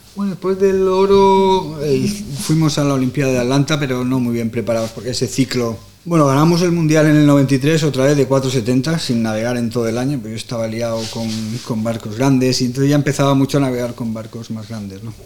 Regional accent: Palma, Balearic Islands, Spain; Yo soy de Campastilla, el club de Campastilla

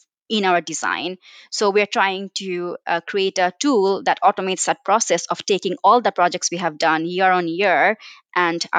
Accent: Bangladesh; moved away as an adult; now in United Kingdom; I come from Bangladesh where I did my undergrad

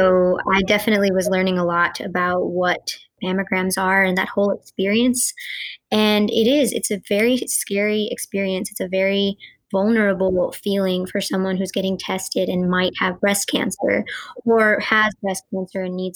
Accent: North Carolina, United States; first language Gujarati; I grew up in North Carolina

